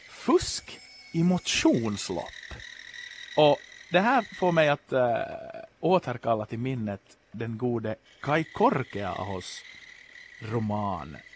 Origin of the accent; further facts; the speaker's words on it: Ostrobothnia, Finland; jag är ju då österbottning i själ och hjärta men hade inte riktigt så koll på ramp.